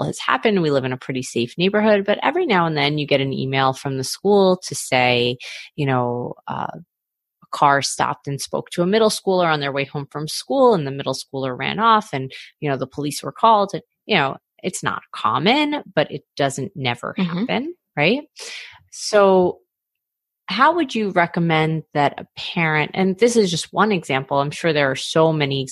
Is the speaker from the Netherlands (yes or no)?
no; New York City, New York, United States; I grew up in Queens